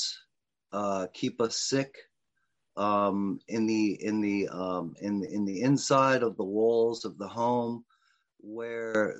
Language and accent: English; Richmond, Virginia, United States; was raised in a middle class home, from the West End of Richmond with all the privilege available as a white male growing up in America.